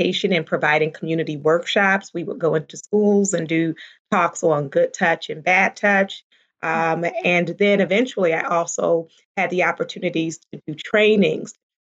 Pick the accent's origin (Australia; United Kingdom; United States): United States; Baltimore, Maryland; I grew up primarily in Baltimore, Maryland, and I was a pastor's daughter